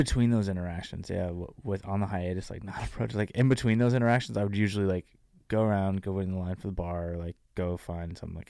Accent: New Jersey, United States; moved away as an adult; now in San Diego, United States; Dude, I'm from New Jersey.

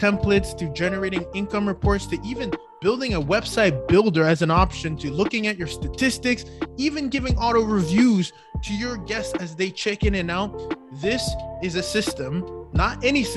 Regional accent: Canada; I'm Canadian

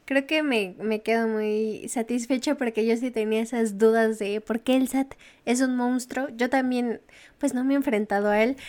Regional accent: Mexico; como ciudadanos mexicanos

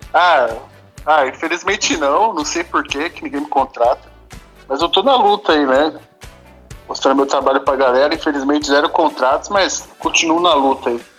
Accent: São Paulo, Brazil; sou de São Paulo, sou da igreja

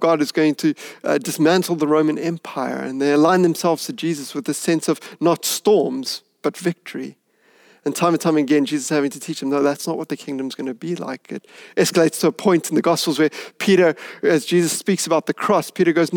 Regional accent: Hout Bay, Western Cape, South Africa; I grew up in Hout Bay

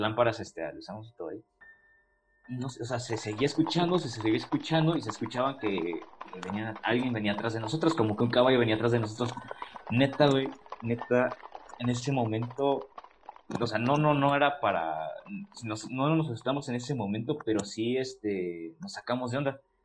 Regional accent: Celaya, Guanajuato, Mexico; yo soy de, pues somos de Celaya, Guanajuato, pero yo soy de una comunidad a las afueras de Celaya. Este, mi pueblo se llama San Juan de la Vega

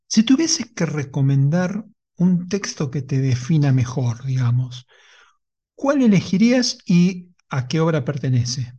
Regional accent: Lanús, Buenos Aires Province, Argentina; yo soy de Lanús

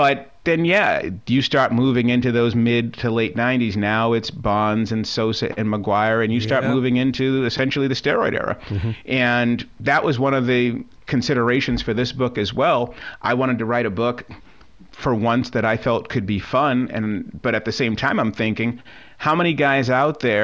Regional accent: Boston, Massachusetts, United States; I grew up in Boston.

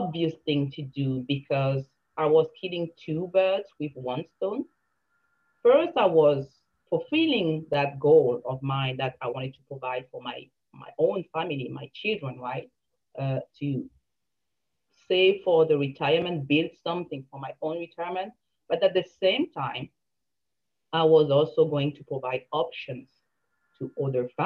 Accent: Cameroon; now in Canada; I came from Cameroon

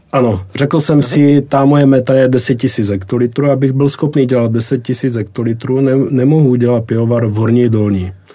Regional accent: Brno, South Moravian Region, Czechia; pocházím z Brna

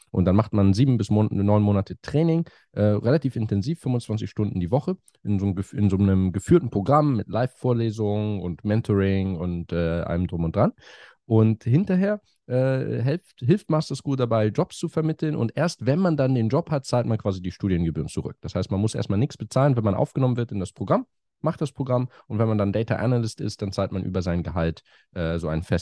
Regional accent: Hamburg, Germany; moved away as an adult; also born or lived in Cambridge / France; now in London, United Kingdom; Ich komme aus Hamburg ursprünglich, lebe aber schon länger in London.

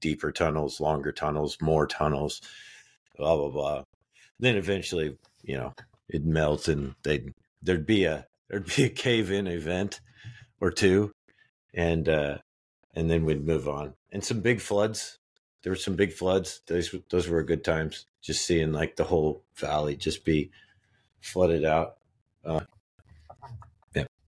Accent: Phillipsburg, Kansas, United States; I was born in Phillipsburg, Kansas.

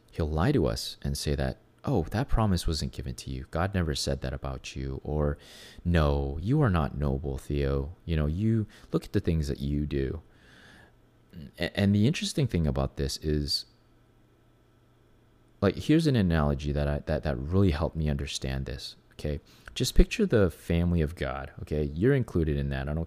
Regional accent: Venezuela; for myself, I was growing up in Venezuela. Um, it was very obvious who I was. Um, you know, I was not like every other kid in Venezuela, right? I was not a Latino, first of all. I couldn't speak perfect Spanish when I first got there.

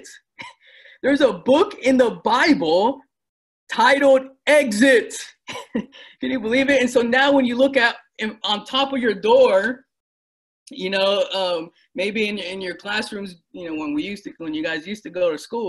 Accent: United States; I was born and raised in the United States. I'm born and raised here

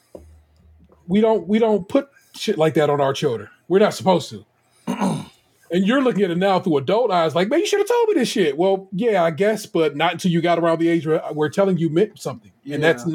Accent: Michigan, United States; I was born in Michigan

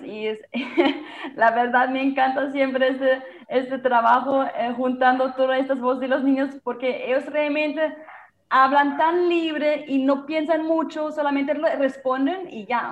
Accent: Germany; Spanish is a second language; moved away as an adult; now in Santa Marta, Colombia; de mi país, de Alemania

